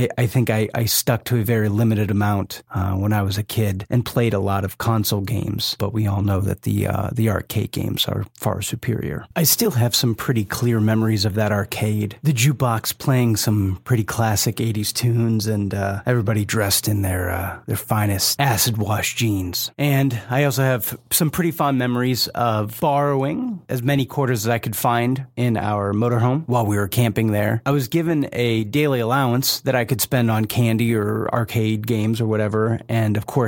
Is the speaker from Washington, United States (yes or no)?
no; Northeast Ohio, United States; I was born in 1981 in Northeast Ohio in the United States